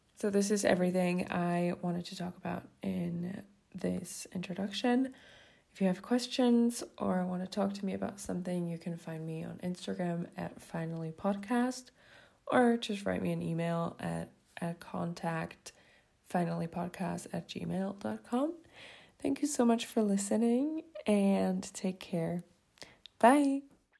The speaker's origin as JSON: {"language": "English", "country": "Switzerland", "second_language": "English", "said": "I'm from Switzerland. So also, quick disclaimer, English isn't my first language"}